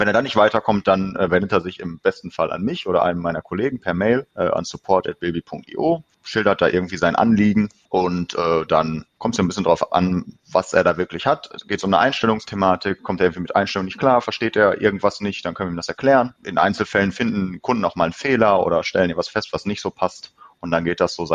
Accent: Bochum, North Rhine-Westphalia, Germany; ähm, ich komme aus Bochum, bin hier geboren, also im Ruhrgebiet, äh, bin hier geboren, bin hier aufgewachsen und wohne hier.

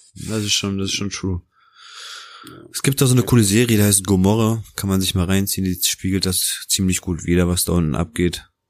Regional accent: Germany; also born or lived in Naples, Italy; Bin in Neapel geboren, bin bis zu meinem dritten Lebensjahr dort aufgewachsen. Und mit knapp dreieinhalb Jahren bin ich dann ähm, nach Deutschland gekommen

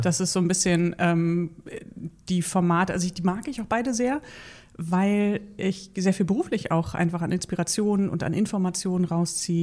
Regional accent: Berlin, Germany; ich bin in, in Berlin-Spandau groß geworden

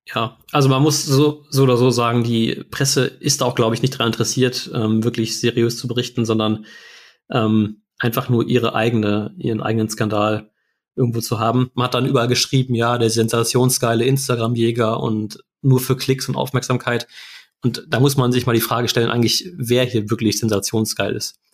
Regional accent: Germany; wir eben als äh, Deutsche

